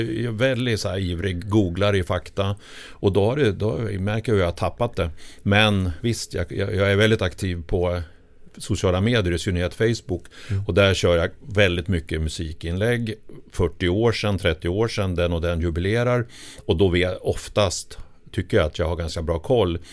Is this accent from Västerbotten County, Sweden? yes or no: no; Sundsvall, Västernorrland County, Sweden; moved away as an adult; now in Stockholm, Sweden; Jag kommer från Sundsvall. Eh, och flyttade ner då 78